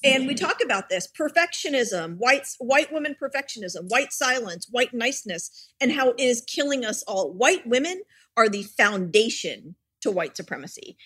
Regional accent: Richmond, Virginia, United States; I grew up in Richmond, Virginia

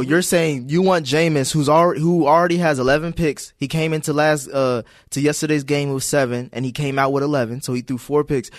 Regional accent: Cincinnati, Ohio, United States; I'm from Cincinnati

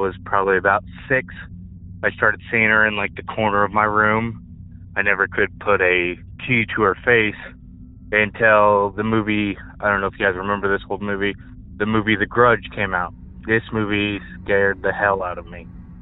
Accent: Joplin, Missouri, United States; I'm from Joplin, Missouri

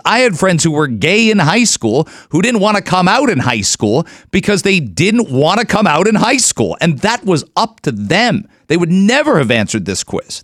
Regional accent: Canada; also born or lived in Detroit, United States; now in Toronto, Canada; as a Canadian working in Detroit

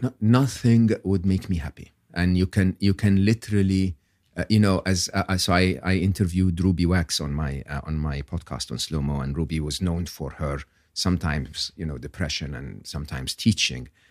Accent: Egypt; English is a second language; moved away as an adult; I'm born and raised in Egypt, educated in public school, public university in Egypt.

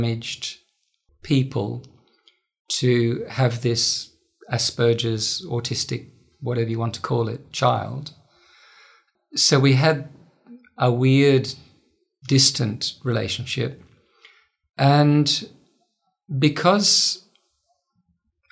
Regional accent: Melbourne, Victoria, Australia; also born or lived in Netherlands; where I grew up wasn't so much rural, it was the outer suburbs.

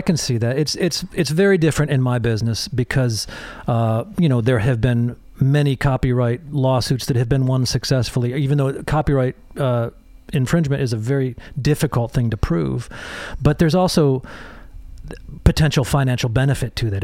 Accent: Holland, Michigan, United States; also born or lived in England; I grew up in a, uh, a little town called Holland, Michigan

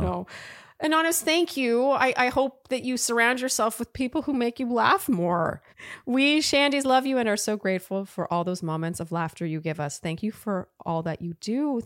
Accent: Canada; I'm Canadian

